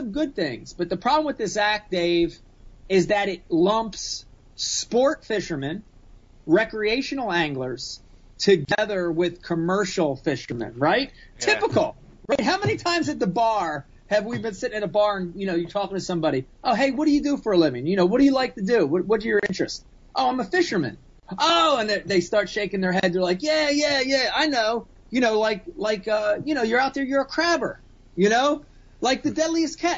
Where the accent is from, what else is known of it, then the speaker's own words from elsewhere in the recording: Runnemede, New Jersey, United States; growing up in Runnymede with a bunch of derelicts